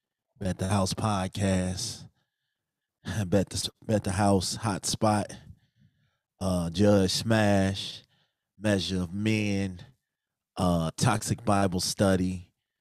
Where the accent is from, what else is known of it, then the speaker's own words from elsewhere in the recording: Chicago, Illinois, United States; moved away; I'm from Chicago, Inglewood, born and raised